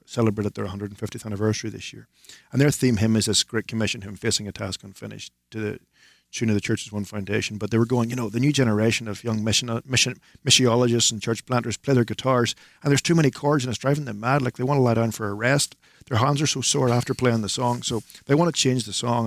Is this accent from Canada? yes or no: no; Northern Ireland, United Kingdom; to be from the north of Ireland